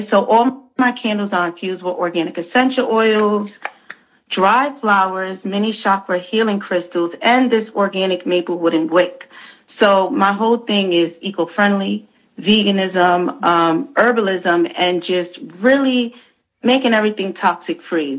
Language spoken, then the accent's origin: English; New York City, New York, United States; I'm born and raised in the Bronx.